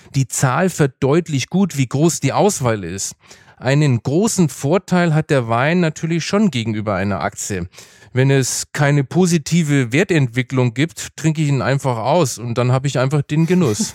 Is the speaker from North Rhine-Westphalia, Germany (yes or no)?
no; Franconia, Bavaria, Germany; Ich bin zwar im Bierfranken aufgewachsen